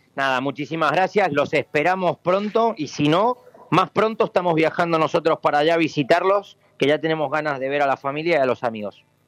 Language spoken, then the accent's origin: Spanish; Mendoza, Argentina; moved away as an adult; now in Valencia, Spain; yo soy mendocino, eh, hace 15 años crucé el charco para intentar aprender algo de gastronomía en España